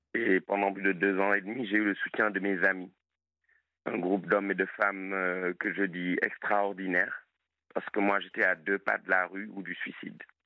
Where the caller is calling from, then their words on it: Montpon-Ménestérol, Nouvelle-Aquitaine, France; moved away as an adult; je vous appelle de la Dordogne, d'un coin qui s'appelle Montpont-Ménestérol